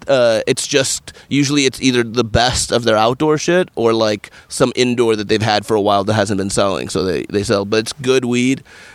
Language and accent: English; California, United States; also born or lived in New York City / Washington, D.C.; I grew up in California and I've only lived in California, in New York City, and Washington, D.C., all pretty good places to live.